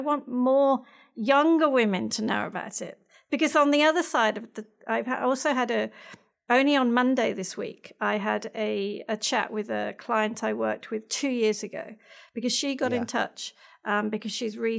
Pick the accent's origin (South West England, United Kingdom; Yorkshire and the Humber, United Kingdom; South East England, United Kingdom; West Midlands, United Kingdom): West Midlands, United Kingdom; near Birmingham; now in Australia; I was born in England. I've got one older sister. So I'm the youngest of two. So near Birmingham, right in the middle, right slap bang in the middle